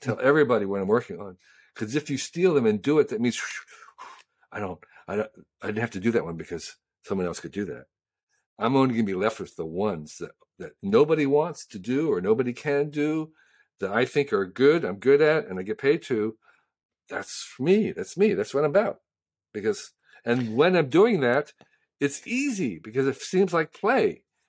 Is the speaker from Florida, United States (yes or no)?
no; Westfield, New Jersey, United States; now in San Francisco, United States; I grew up in New Jersey